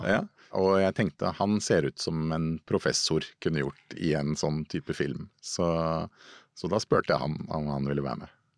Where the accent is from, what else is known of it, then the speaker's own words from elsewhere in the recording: Lørenskog, Akershus, Norway; oppvokst eh, på Fjellhamar eh, i Lørenskog utafor Oslo